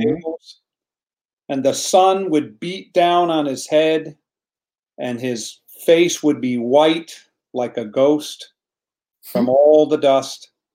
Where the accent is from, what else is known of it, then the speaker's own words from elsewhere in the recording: United States; I am American. I was born in America, uh, but Italy is in my blood.